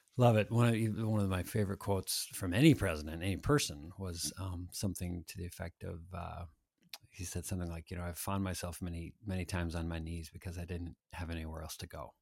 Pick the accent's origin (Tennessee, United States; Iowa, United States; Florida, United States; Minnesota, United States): Minnesota, United States; Annandale; I grew up in Annandale